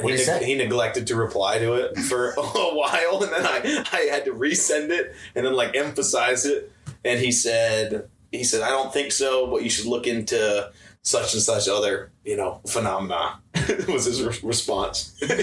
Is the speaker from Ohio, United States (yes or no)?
yes; Findlay, Ohio, United States; Findlay, Ohio.